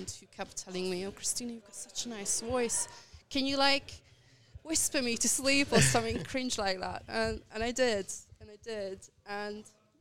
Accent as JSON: {"language": "English", "country": "Hungary", "also_born_or_lived": "London", "moved": "as an adult", "lives_now": "Budapest, Hungary", "said": "I am from Hungary. I lived in London"}